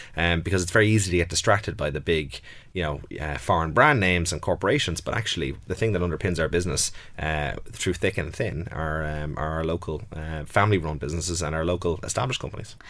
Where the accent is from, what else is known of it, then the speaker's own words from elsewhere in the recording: Ireland; I'm very comfortable with Ireland. You know, I grew up here